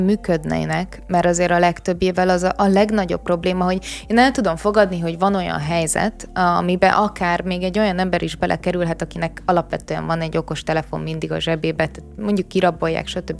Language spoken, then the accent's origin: Hungarian; Vác, Pest, Hungary; Én ugye Váci vagyok